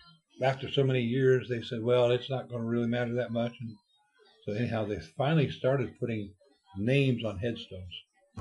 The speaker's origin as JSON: {"language": "English", "region": "Ohio", "country": "United States", "tie": "born or raised there", "said": "In my hometown."}